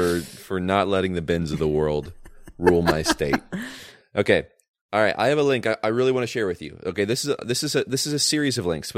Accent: California, United States; As a Californian and new business owner in California

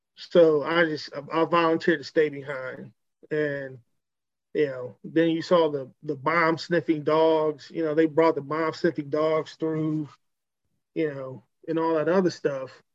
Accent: Cleveland, Ohio, United States; I'm from Cleveland.

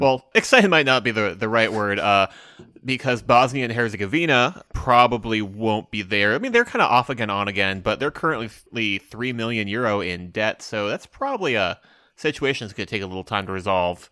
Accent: United States; I'm an American

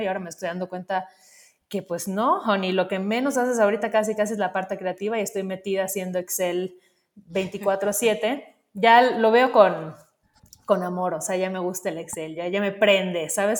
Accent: Mérida, Yucatán, Mexico; yo crecí en Mérida, que de alguna forma es una ciudad bastante em, tradicional

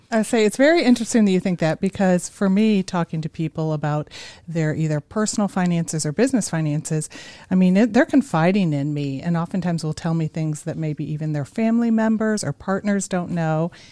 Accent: Chicago, Illinois, United States; moved away as an adult; also born or lived in New York City; now in Boise, United States; I grew up in the Chicago area

